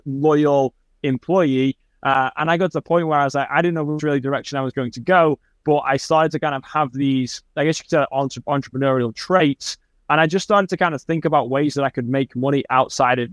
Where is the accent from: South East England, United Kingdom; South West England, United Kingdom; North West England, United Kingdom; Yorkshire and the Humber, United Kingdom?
North West England, United Kingdom; Manchester; now in United States; I grew up in Manchester, England, which is in the northwest of England